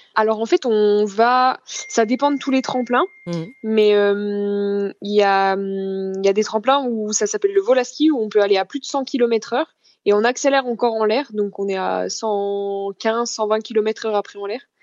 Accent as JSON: {"language": "French", "town": "Chaux-Neuve", "region": "Bourgogne-Franche-Comté", "country": "France", "tie": "born or raised there", "said": "chez moi à Chauneuf dans le Jura, plus particulièrement dans le Doubs"}